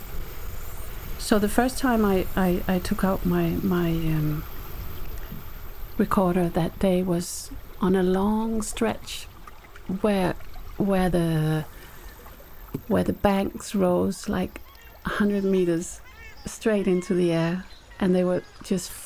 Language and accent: English; Whanganui, Manawatū-Whanganui, New Zealand; moved away; I grew up in New Zealand and we lived by this river. And my family immigrated to New Zealand in the 70s and we lived in Whanganui